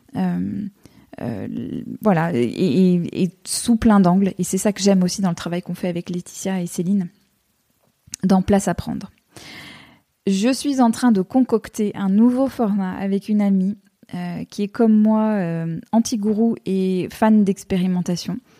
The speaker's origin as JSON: {"language": "French", "country": "United States", "tie": "born or raised there", "moved": "yes", "said": "j'ai grandi aux États-Unis"}